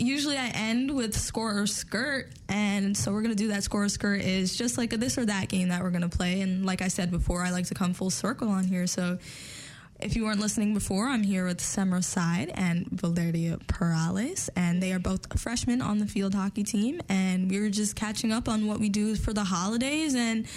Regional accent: the Poconos, Pennsylvania, United States; I grew up in the sticks, I'm from the Poconos

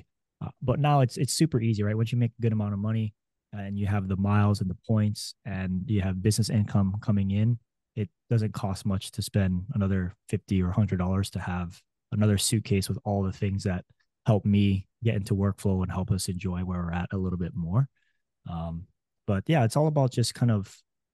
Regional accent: Hawaii, United States; moved away as an adult; I was born and raised in Hawaii

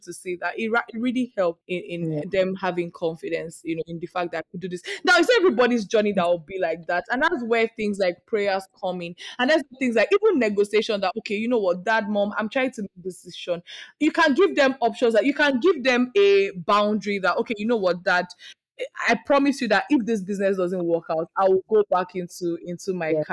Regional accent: Nigeria; as a Nigerian daughter

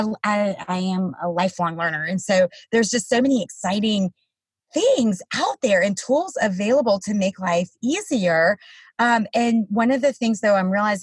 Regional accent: the South, United States; I'm from the South

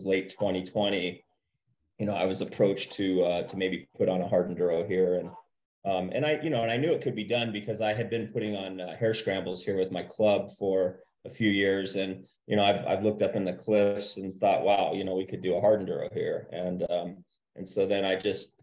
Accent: Page, Arizona, United States; moved away as an adult; I grew up in Page

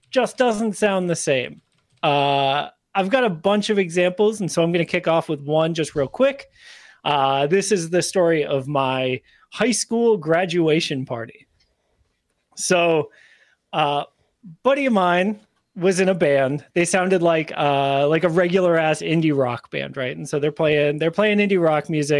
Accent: Northeast, United States; I'm from the Northeast

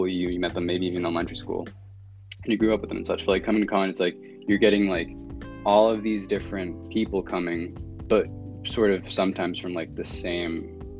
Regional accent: Massachusetts, United States; also born or lived in Bronx / Yonkers / Salem / Boston; now in Newton, United States; I was born in the Bronx, I moved to Yonkers, and I moved to like Salem, Massachusetts, and then I moved to like to all these different areas around Boston, and I lived in Boston for a bit, and now I'm like in Newton

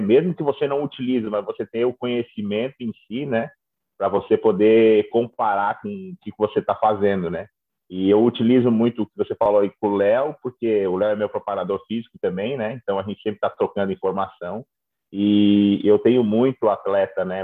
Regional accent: São Joaquim, Santa Catarina, Brazil; moved away as an adult; also born or lived in Florianópolis; now in Australia; Eu sou de São Joaquim

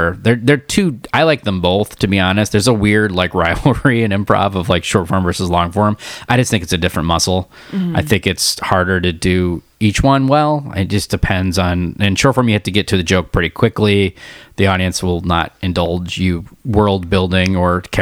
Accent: Davis, California, United States; also born or lived in Michigan; I grew up in Michigan when I was really little, moved out when I was 9 to Davis.

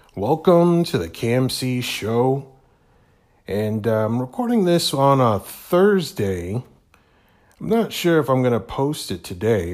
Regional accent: Hamilton, Ontario, Canada; here in my hometown of Hamilton, Ontario.

